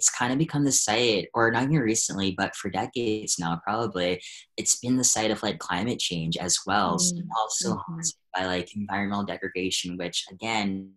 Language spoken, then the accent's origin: English; Hampton, Virginia, United States; we're from the same area, Virginia, coastal Virginia. I'm from Hampton